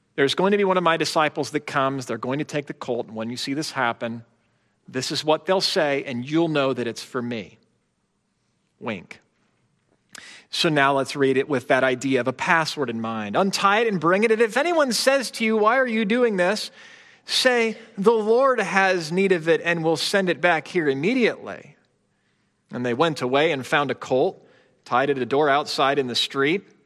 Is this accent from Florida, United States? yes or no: no; Chicago, Illinois, United States; I grew up in the Chicago area during the Bulls three-peat era